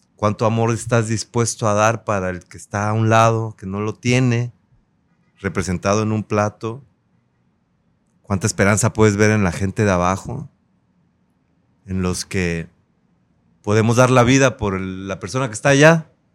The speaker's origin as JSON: {"language": "Spanish", "town": "Acapulco", "region": "Guerrero", "country": "Mexico", "tie": "born or raised there", "said": "Yo nací en Acapulco, en un barrio histórico. Crecí en el barrio de Las Crucitas."}